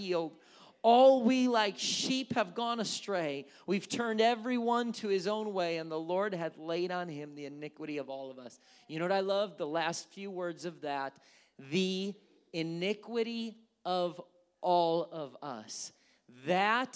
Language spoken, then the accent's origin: English; Wisconsin, United States; moved away; also born or lived in California; growing up in Wisconsin